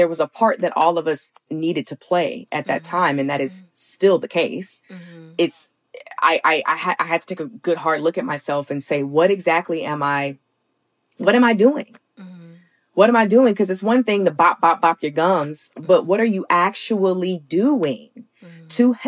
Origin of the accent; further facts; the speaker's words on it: Alabama, United States; growing up in the South